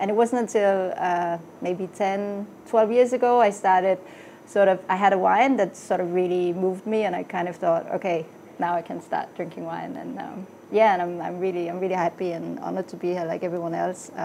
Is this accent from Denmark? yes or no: yes; Denmark; moved away as an adult; now in London, United Kingdom; originally I grew up in Denmark and I came to London